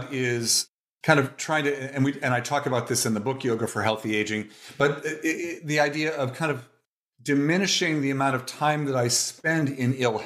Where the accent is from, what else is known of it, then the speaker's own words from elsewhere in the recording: Toledo, Ohio, United States; moved away as an adult; also born or lived in Cincinnati, Ohio; now in Oakland, United States; I was born in Toledo, Ohio